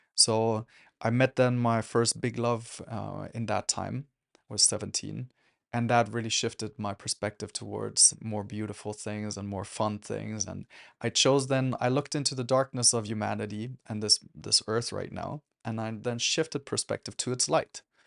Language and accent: English; Germany; I grew up in Germany